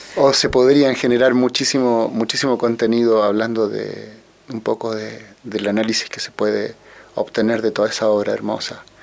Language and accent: Spanish; Santiago, Santiago Metropolitan Region, Chile; yo nací acá en Santiago eh, de Chile, eh, tuve una infancia, diría yo, como todos los chicos de mi época